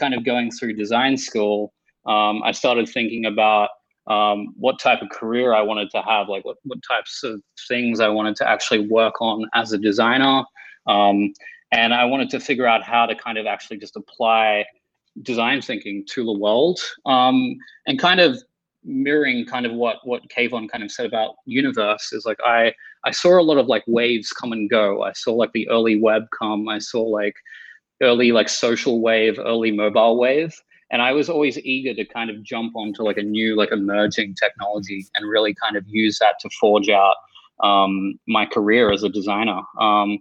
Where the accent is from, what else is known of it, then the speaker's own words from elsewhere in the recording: Australia; I grew up in Australia in the suburbs, and there wasn't a lot of stuff to do all the way down there.